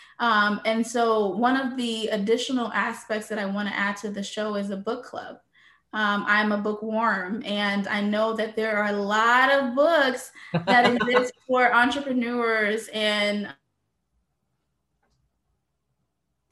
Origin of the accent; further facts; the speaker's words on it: St. Louis, Missouri, United States; moved away as an adult; also born or lived in Haiti; now in Fort Lauderdale, United States; I was born in Haiti, but I was raised in St. Louis, Missouri